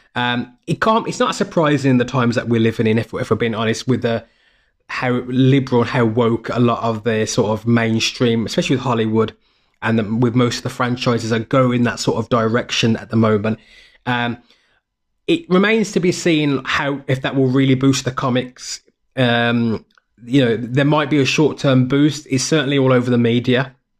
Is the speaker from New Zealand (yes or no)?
no; United Kingdom; I'm a Brit. So, as a Brit